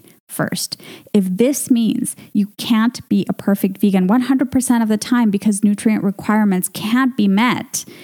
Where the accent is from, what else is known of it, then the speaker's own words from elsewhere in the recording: Venezuela; My home country of Venezuela